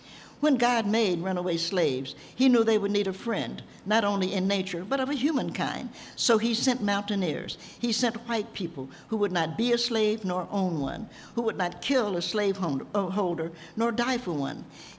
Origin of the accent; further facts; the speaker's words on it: Knoxville, Tennessee, United States; I'm from Knoxville, Tennessee. I was born there, in the only state in rebellion that didn't have to undergo Reconstruction